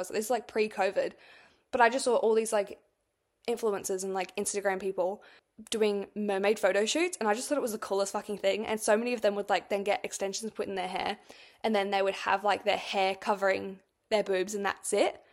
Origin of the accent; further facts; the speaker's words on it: Australia; I'm from Australia